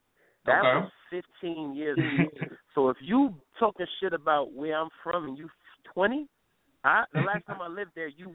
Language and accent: English; New York, United States; also born or lived in Milwaukee; I grew up in New York and Milwaukee. These are facts.